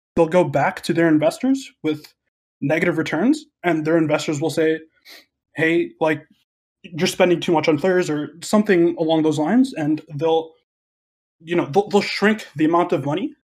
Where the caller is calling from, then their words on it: Chicago, Illinois, United States; I'm calling from Chicago, Illinois.